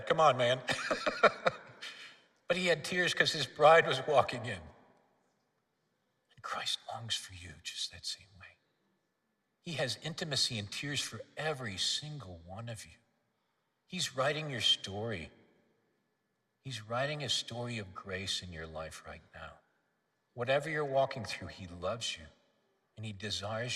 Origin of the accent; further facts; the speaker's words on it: Minneapolis, Minnesota, United States; moved away as an adult; also born or lived in South Africa; now in St. Louis, United States; I was raised in Northeast Minneapolis in Minnesota.